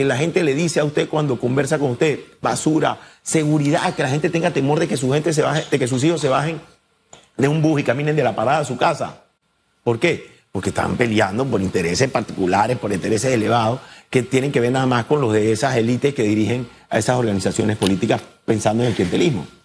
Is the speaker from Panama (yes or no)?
yes; Panama; Somos panameños antes que cualquier cosa.